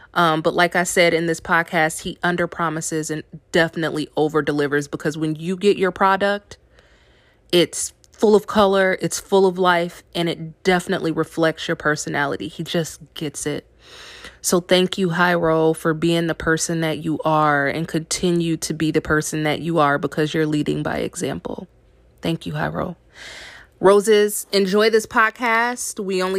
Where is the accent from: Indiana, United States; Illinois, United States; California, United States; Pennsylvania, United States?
Indiana, United States; moved away as an adult; now in New Orleans, United States; Of course, everyone knows that I relocated from Indiana to New Orleans.